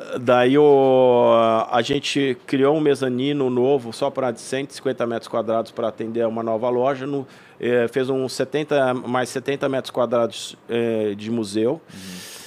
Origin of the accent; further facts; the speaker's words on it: São Paulo, Brazil; moved away; also born or lived in Blumenau; eu como paulista, eu estou acostumado a precisar pegar carro para ir até a praia